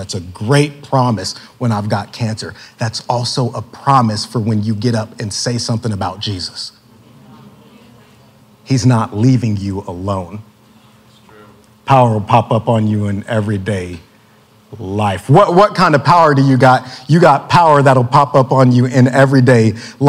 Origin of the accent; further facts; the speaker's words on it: Lawton, Oklahoma, United States; my hometown of Lawton when I was a young kid